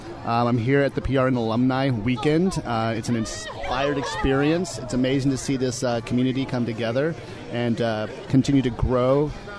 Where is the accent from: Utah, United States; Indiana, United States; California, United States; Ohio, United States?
California, United States; Bay Area; I'm from the Bay Area.